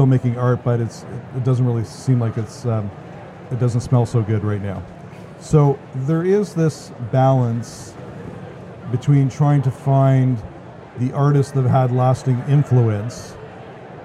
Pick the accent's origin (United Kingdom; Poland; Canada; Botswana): Canada; as a Canadian